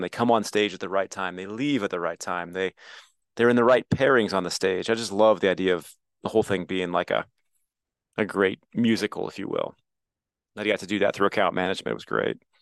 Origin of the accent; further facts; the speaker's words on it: Midwest, United States; I feel so lucky to live where I grew up